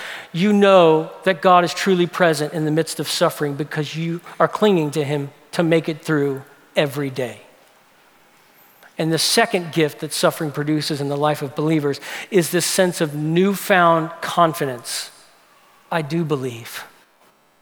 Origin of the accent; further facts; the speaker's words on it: New Orleans, Louisiana, United States; I grew up in New Orleans